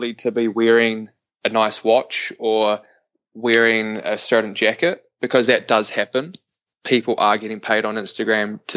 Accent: Invercargill, Southland, New Zealand; moved away as an adult; also born or lived in Canary Islands; I am a boy from the bottom of the world. I'm from Invercargill, a small town.

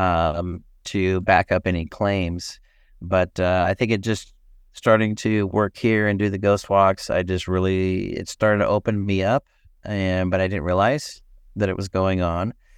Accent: Boise, Idaho, United States; now in Port Gamble, United States; I grew up in Boise, Idaho

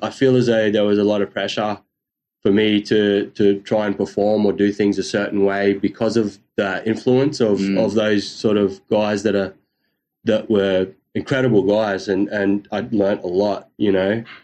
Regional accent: North Queensland, Australia; I'm from North Queensland

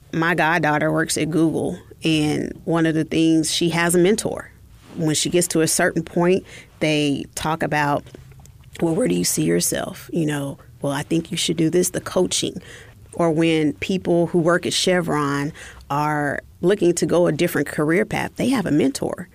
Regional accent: Oklahoma, United States; moved away; I'm originally from Oklahoma

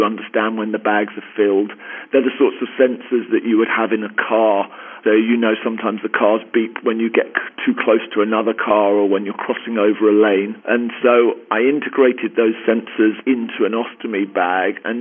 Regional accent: London, United Kingdom; accent: Queen's English; moved away as an adult; now in Southern California, United States; I grew up in Northwest London and have been out in Southern California the last 2.5 years.

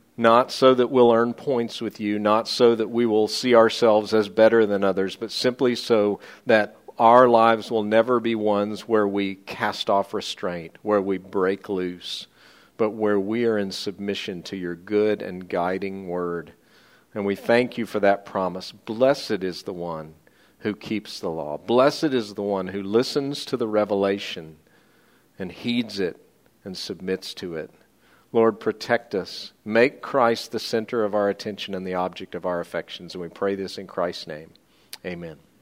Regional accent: United States; I'm an American, but I'm an American second

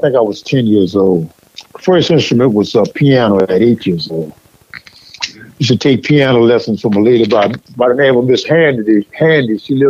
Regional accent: New Orleans, Louisiana, United States; also born or lived in California; I grew up in the Garden District.

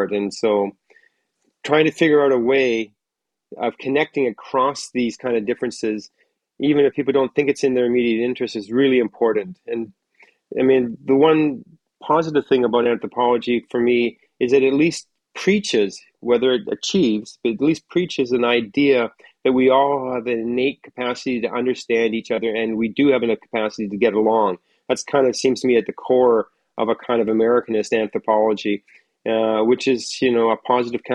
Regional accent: North Coast, British Columbia, Canada; also born or lived in Marysville, Washington; I grew up in North Coast, British Columbia.

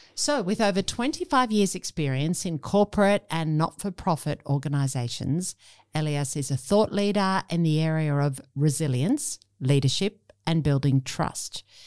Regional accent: Sydney, New South Wales, Australia; Sydney, Australia.

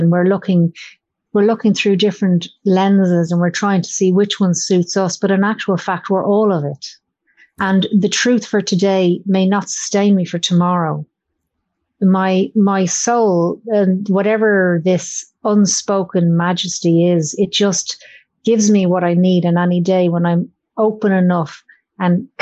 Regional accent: Ireland; I grew up in Ireland and with my granny who go to church

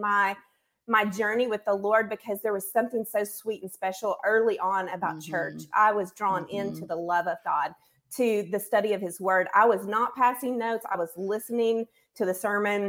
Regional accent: Northwest Arkansas, United States; also born or lived in Searcy, Arkansas; now in Conway, United States; I grew up in Northwest Arkansas

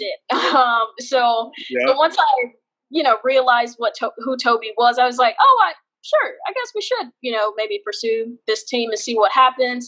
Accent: Memphis, Tennessee, United States; So I grew up in North Memphis, which is the hood in Memphis, Tennessee

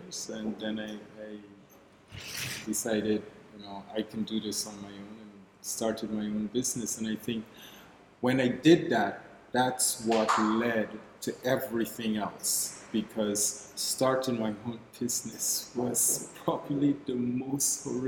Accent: Guyana; moved away as an adult; now in Barbados; I'm originally from Guyana in South America

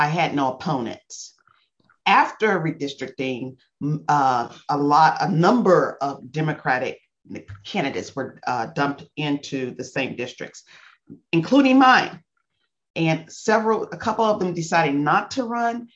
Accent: Louisville, Kentucky, United States; moved away as an adult; Kentucky's my home state. I was born and raised here

